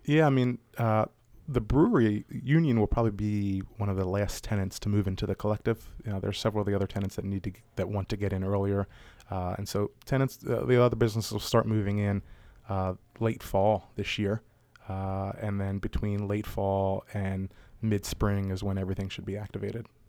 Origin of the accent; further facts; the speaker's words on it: Baltimore, Maryland, United States; growing up around Maryland, uh, around Baltimore.